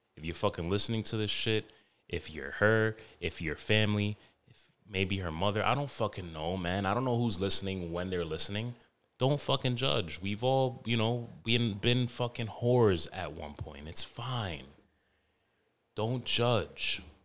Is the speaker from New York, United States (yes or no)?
yes; New York, United States; all of those older, savage, like, Middle Eastern niggas I grew up with in New York